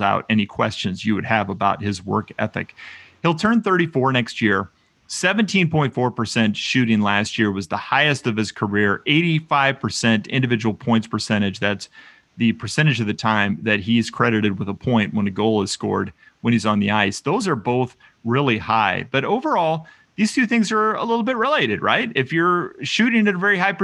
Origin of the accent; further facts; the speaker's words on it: United States; as an American